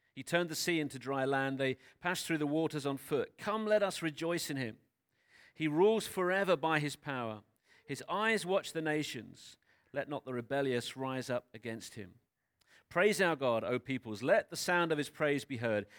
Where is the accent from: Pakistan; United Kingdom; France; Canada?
United Kingdom; I know that we're British. I know that most of us grew up in the U K